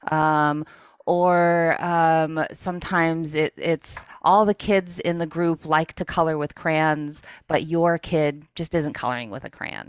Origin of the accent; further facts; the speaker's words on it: New England, United States; I grew up in the New England area as a child with learning disabilities